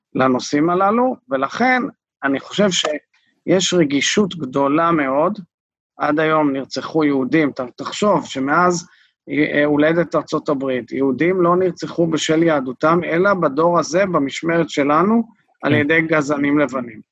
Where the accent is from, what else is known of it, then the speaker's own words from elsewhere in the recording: Israel; אנחנו כישראלים